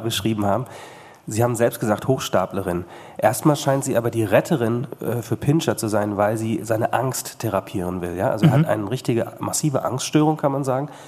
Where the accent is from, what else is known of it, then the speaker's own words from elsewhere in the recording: Bad Salzuflen, North Rhine-Westphalia, Germany; Also ich komme zum Beispiel aus Bad Salzuflen